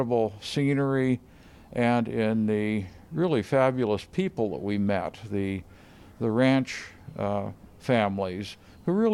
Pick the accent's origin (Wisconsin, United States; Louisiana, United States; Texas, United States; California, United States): California, United States; San Diego; I grew up in San Diego from the eighth grade on